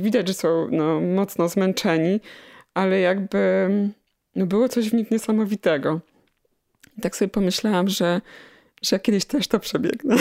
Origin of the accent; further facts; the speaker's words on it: Chełmiec, Lesser Poland, Poland; moved away as an adult; also born or lived in Kraków; now in Radków, Poland; wychowałam się w, pod Nowym Sączem w Chemcu